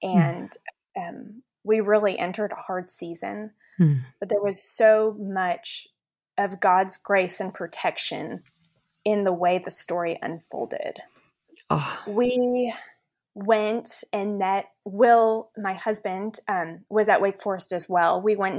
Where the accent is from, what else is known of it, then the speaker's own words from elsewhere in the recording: Dallas, Texas, United States; also born or lived in Washington, D.C.; I was born in Washington, D.C., and thankfully we were able to move to some pretty wonderful cities. And we settled in Dallas when I was in middle school.